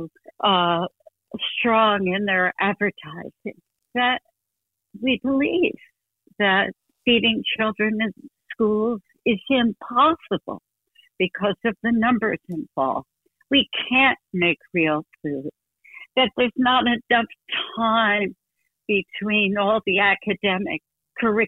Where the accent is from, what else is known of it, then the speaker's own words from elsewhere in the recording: New Jersey, United States; moved away; I grew up in New Jersey in the 50s